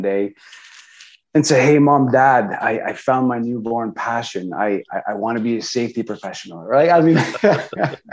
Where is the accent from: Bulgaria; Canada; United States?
Canada; South Shore of Montreal, Quebec; So I was born and raised on the South Shore of Montreal, so in Eastern Townships in Canada.